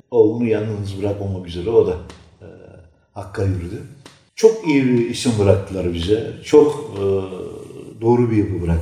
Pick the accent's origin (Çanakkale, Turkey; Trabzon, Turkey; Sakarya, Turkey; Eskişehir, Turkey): Sakarya, Turkey; Adapazarı; Türkmeniz. Sonra 90 çarpında Adapazarı'na gelmişiz.